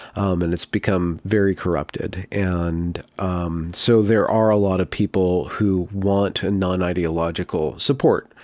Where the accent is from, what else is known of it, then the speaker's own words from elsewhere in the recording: California, United States; I grew up in California